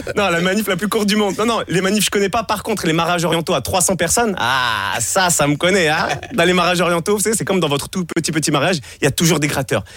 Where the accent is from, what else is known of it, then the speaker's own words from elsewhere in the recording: Monaco; je suis de Monaco